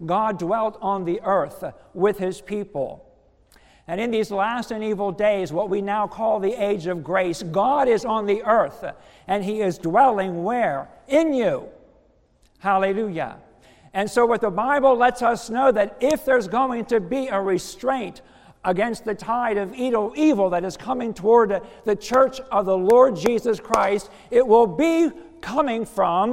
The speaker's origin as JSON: {"language": "English", "country": "United States", "also_born_or_lived": "Philadelphia", "moved": "yes", "said": "I'm a country boy from Somerset County, so, you know, very rural area, know all about the farming stuff and living off the land"}